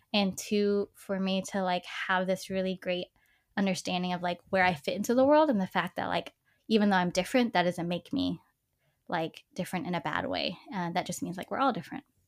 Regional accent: Dallas, Texas, United States; I grew up in East Dallas

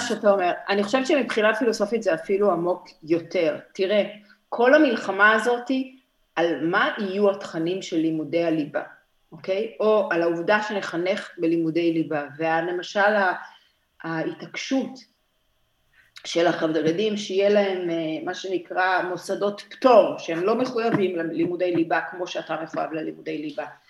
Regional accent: Petah Tikva, Central District, Israel; אני נולדתי בפתח תקווה

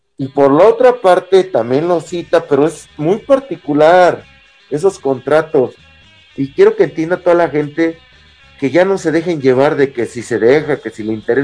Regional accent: Casas Grandes, Chihuahua, Mexico; Yo soy de Casas Nuevo, Casas Grandes, Chihuahua

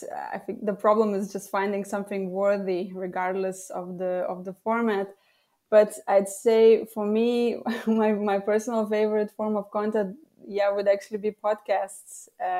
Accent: Lithuania; first language Lithuanian; English is a second language; as a freelance copywriter and translator, actually, translating from English to Lithuanian, which is my mother tongue, and vice versa.

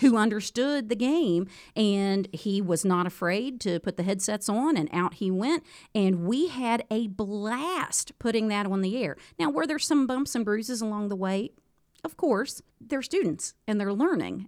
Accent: Moorefield, West Virginia, United States; also born or lived in Harrisonburg, Virginia / Petersburg, West Virginia; I'm from Moorfield originally

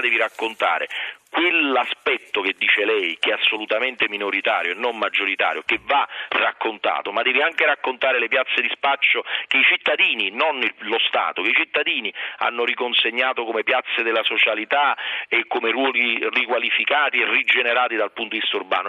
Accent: Naples, Campania, Italy; da napoletano

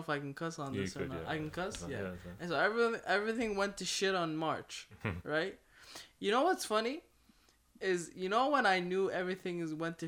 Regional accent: Ottawa, Ontario, Canada; I'm from Ottawa, Ontario.

